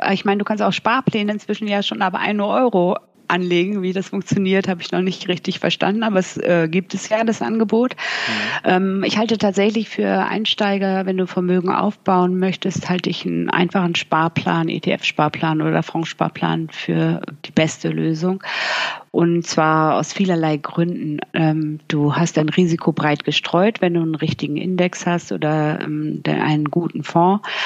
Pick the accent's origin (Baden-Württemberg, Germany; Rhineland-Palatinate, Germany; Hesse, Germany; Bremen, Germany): Bremen, Germany; now in Cologne, Germany; Ich lebe ja schon seit Jahren nicht mehr in Bremen. Ich komme aus Bremen und ich lebe